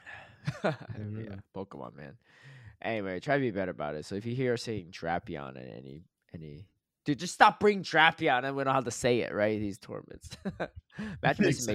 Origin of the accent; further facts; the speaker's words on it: Connecticut, United States; moved away; I grew up in Connecticut, and my 16 years of growing up there